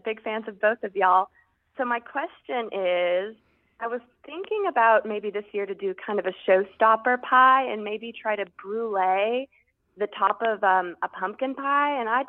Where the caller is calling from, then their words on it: Austin, Texas, United States; I am calling from Austin, Texas.